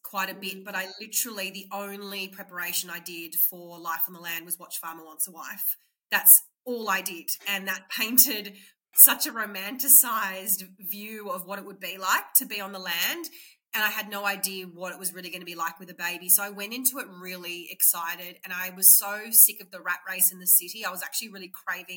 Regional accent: Sydney, New South Wales, Australia; moved away as an adult; also born or lived in Rockhampton, Queensland; I grew up in Sydney. I'm a Sydney girl.

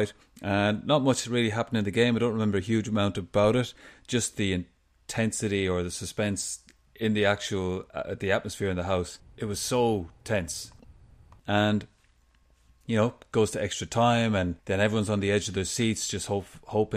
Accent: Ireland; for most people my age growing up in Ireland

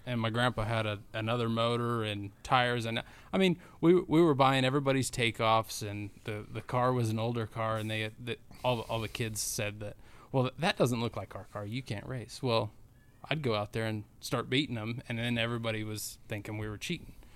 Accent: Cortez, Colorado, United States; now in Indiana, United States; Cortez is my hometown

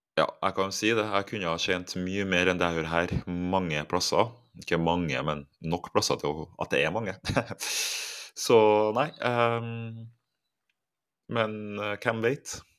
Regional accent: Trondheim, Trøndelag, Norway; moved away as an adult; now in Cyprus; på Halset der jeg vokste opp

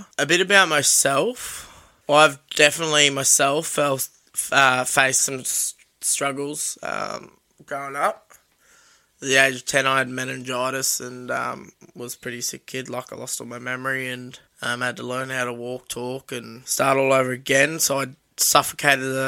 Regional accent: Sunshine Coast, Queensland, Australia; where I grew up on the Sunshine Coast

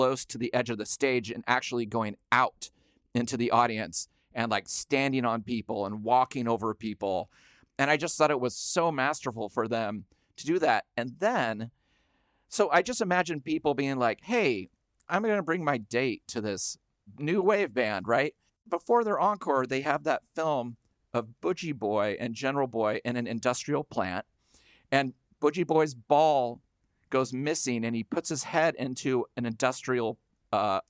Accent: the Northwest, Pacific Northwest, United States; Growing up in the Northwest

